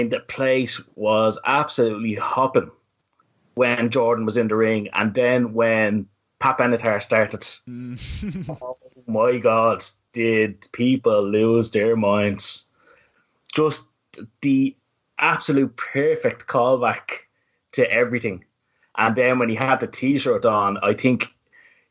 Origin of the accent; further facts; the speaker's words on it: Ireland; I am not the strongest Irish speaker in the world